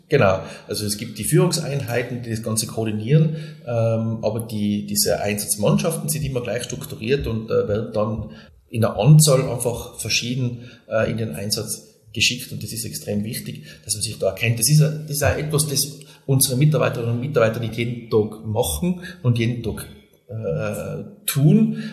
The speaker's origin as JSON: {"language": "German", "town": "Silz", "region": "Tyrol", "country": "Austria", "tie": "born or raised there", "said": "in meiner Heimatgemeinde in Silz äh, leite ich das Bauamt in der Gemeinde"}